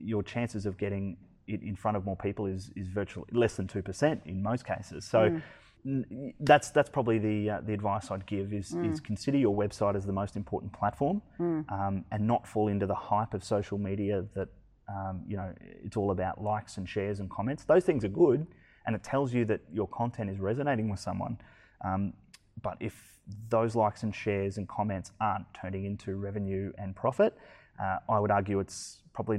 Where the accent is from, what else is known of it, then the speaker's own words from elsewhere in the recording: Brisbane, Queensland, Australia; I'm from Brisbane.